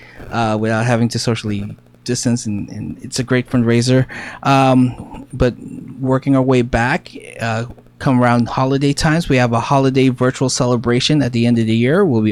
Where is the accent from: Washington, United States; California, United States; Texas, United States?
California, United States; San Diego; here from all the way from San Diego, California, because we're from California.